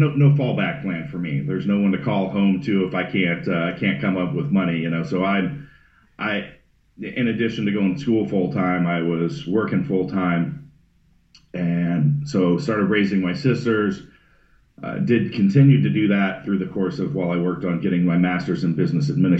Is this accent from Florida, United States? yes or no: no; Northern California, United States; I was born in Northern California, not too far north of San Francisco, kind of wine country area, and essentially for the most part grew up homeless in the mountains.